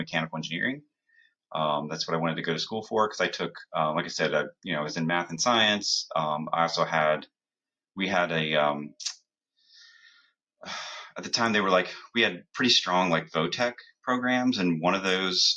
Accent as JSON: {"language": "English", "town": "Columbus", "region": "Ohio", "country": "United States", "tie": "born or raised there", "moved": "as an adult", "lives_now": "New Jersey, United States", "said": "I grew up in Columbus"}